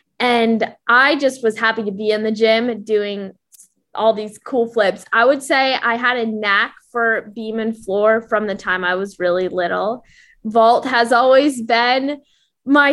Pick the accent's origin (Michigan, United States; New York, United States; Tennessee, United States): Michigan, United States; Ann Arbor; moved away as an adult; now in Florida, United States; I'm originally from Ann Arbor, Michigan